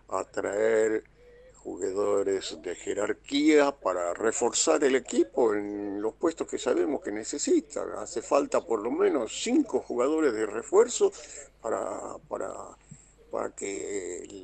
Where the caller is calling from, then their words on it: Tucumán, Argentina; Hola muchachos, buenas noches. … de Tucumán.